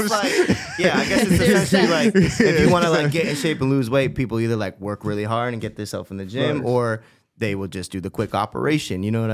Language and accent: English; East Coast, United States; now in Los Angeles, United States; we're from the East Coast